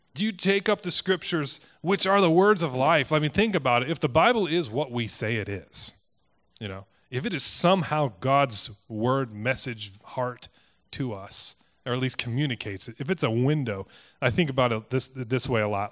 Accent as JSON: {"language": "English", "town": "Cedar Rapids", "region": "Iowa", "country": "United States", "tie": "born or raised there", "moved": "as an adult", "said": "I grew up in Cedar Rapids. It's where my family's from."}